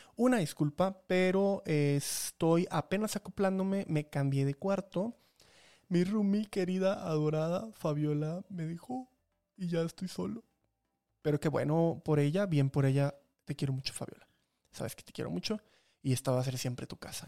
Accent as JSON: {"language": "Spanish", "region": "Chiapas", "country": "Mexico", "moved": "yes", "lives_now": "Mexico City, Mexico", "said": "allá de donde vengo que ni siquiera es de Veracruz, es de Chiapas"}